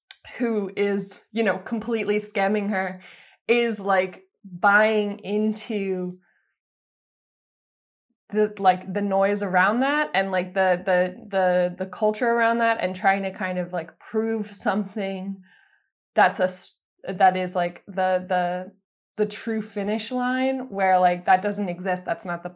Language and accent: English; East Coast, United States; moved away as an adult; now in Los Angeles, United States; I'm originally from the East Coast. I moved out here a few years ago.